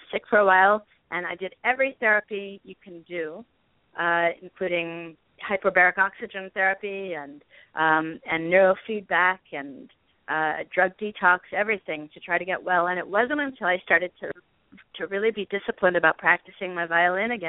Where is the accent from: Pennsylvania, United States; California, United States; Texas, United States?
California, United States; Los Angeles; I grew up around celebrities in Hollywood